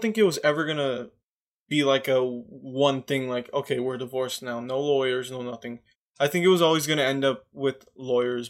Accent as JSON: {"language": "English", "country": "United States", "said": "I'm American"}